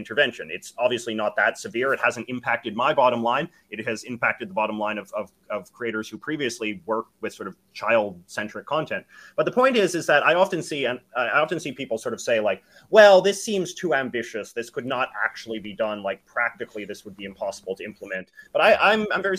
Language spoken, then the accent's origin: English; Canada; I'm obviously a Canadian